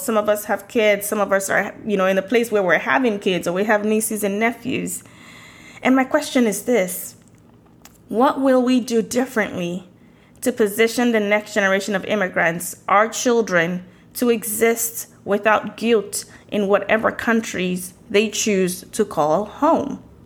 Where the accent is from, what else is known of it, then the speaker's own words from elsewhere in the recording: Nigeria; moved away as an adult; now in United States; I moved to the US from Nigeria in the early 2000s